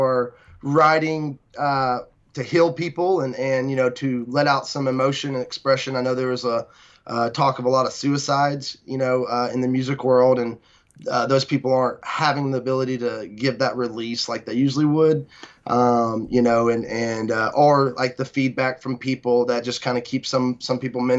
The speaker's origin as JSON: {"language": "English", "town": "Bremen", "region": "Georgia", "country": "United States", "tie": "born or raised there", "said": "Bremen Town Festival, which is my hometown, Bremen, Georgia"}